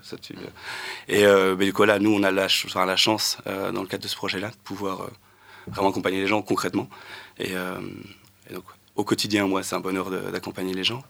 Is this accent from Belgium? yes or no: yes; Luttre, Wallonia, Belgium; j'ai grandi à Lutre, dans un petit village entre Charleroi et Nivelles